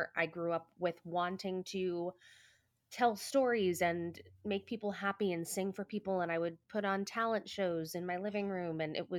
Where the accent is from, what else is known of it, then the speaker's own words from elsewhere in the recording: New Jersey, United States; growing up in New Jersey at all means that you sort of have a close proximity to Manhattan.